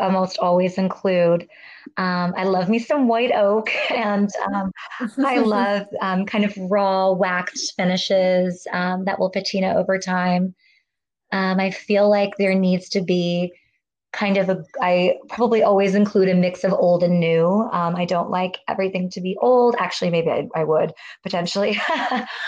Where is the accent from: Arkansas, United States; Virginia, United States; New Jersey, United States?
Virginia, United States; I grew up living in Virginia with my mom and my grandparents, but then I would spend summers with my dad in the Midwest outside of Chicago